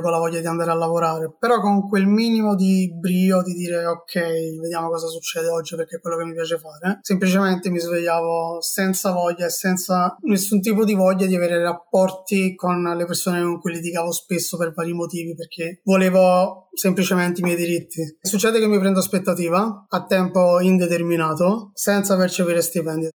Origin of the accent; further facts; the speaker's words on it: Naples, Campania, Italy; moved away as an adult; now in Milan, Italy; tornare a Napoli, per tornare a casa dei miei amici, della mia famiglia, nella mia terra